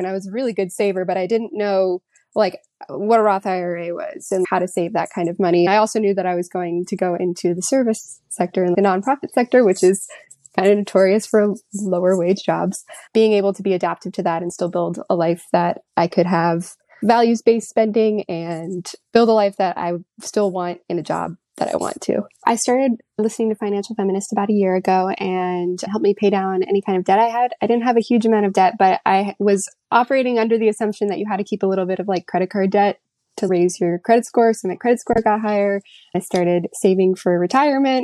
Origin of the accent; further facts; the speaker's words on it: Florida, United States; now in Virginia, United States; I currently live in Virginia, but I'm actually from Florida